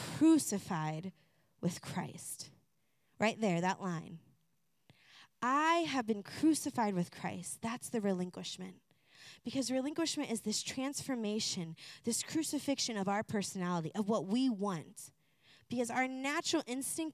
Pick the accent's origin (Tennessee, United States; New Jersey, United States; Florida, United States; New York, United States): Florida, United States; moved away; I'm from Florida.